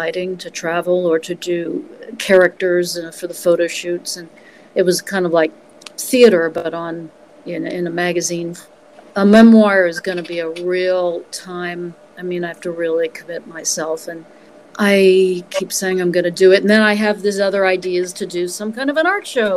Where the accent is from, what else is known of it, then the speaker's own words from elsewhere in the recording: West Virginia, United States; moved away; also born or lived in New York; I had crazy experiences growing up in West Virginia, as you can imagine, particularly in high school